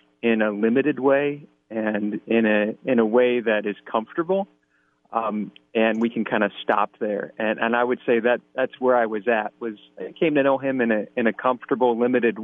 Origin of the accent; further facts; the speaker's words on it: East Lansing, Michigan, United States; I'm originally from East Lansing, Michigan